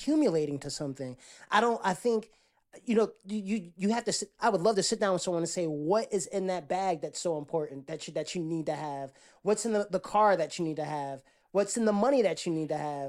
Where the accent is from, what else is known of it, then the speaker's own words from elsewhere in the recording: Jersey City, New Jersey, United States; now in Atlanta, United States; I'm from Jersey City, which now is gentrified, but when I was growing up, they had, um, there was Indian, there was, um, Latinos, blacks